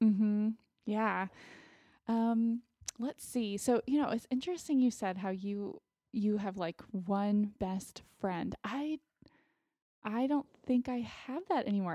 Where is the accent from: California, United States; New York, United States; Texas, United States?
Texas, United States; Austin; moved away as an adult; also born or lived in Connecticut; growing up in Austin, I have, I do still have some friends from, uh, elementary school